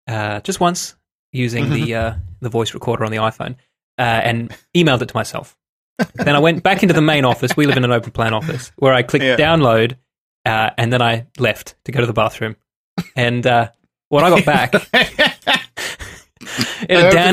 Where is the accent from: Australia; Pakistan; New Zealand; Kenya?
Australia; accent: Australian